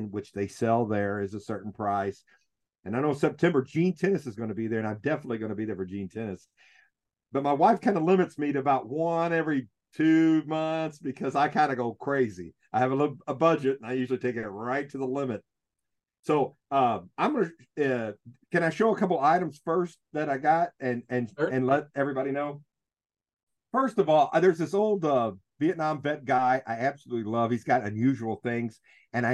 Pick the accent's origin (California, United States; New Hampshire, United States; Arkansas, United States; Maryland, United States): Arkansas, United States; I'm from Arkansas